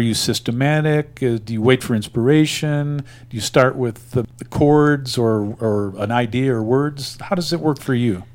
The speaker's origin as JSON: {"language": "English", "town": "Springfield", "region": "Missouri", "country": "United States", "tie": "born or raised there", "moved": "yes", "lives_now": "Wet Mountain Valley, Colorado, United States", "said": "I'm also originally from the Show Me State, uh, having been born in Springfield"}